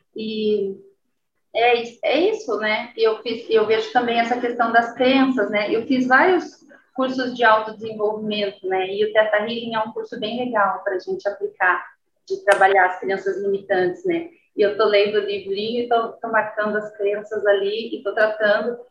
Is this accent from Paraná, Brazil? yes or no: yes; Guarapuava, Paraná, Brazil; moved away; also born or lived in Londrina; Eu nasci em Guarapuava e mudei para Londrina